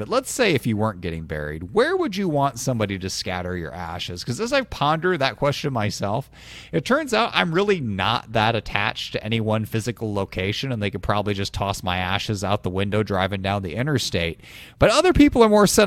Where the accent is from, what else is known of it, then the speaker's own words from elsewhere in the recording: Illinois, United States; also born or lived in Iowa; I grew up in Illinois, and we were evenly split between, like, Cardinals country and Cubs country